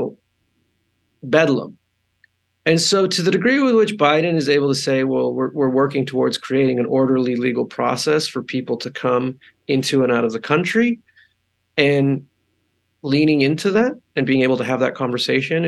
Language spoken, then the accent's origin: English; Arizona, United States; also born or lived in El Paso, Texas; I was born in Texas. I was born in El Paso. And I was raised in Arizona.